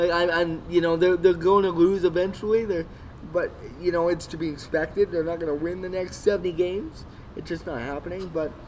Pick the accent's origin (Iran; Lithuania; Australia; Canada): Canada; Spruce Grove, Alberta; Spruce Grove, played for the Saints, my hometown.